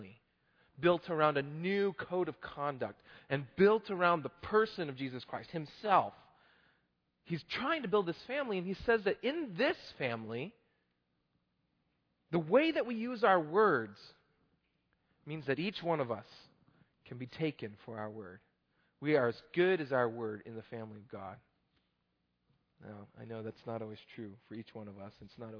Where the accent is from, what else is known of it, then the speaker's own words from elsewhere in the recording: Oklahoma, United States; I'm from Oklahoma